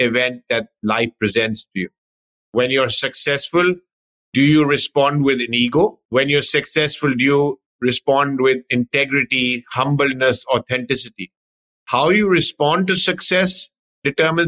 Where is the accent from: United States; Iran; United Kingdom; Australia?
United Kingdom; London; I was sort of born and brought up in London, UK